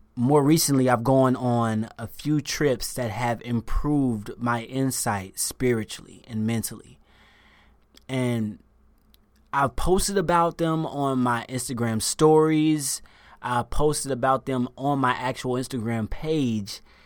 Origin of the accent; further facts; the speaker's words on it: the South, United States; moved away; I'm from the South. I was raised Southern Baptist